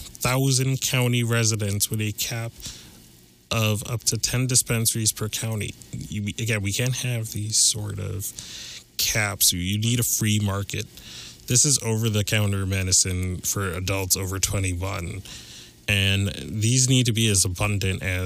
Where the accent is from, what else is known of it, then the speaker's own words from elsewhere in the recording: Montana, United States; in my home state